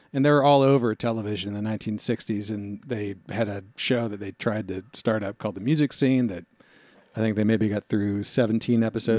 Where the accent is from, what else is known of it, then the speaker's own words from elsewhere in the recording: Yokohama, Kanagawa, Japan; born there; I was born in Yokohama.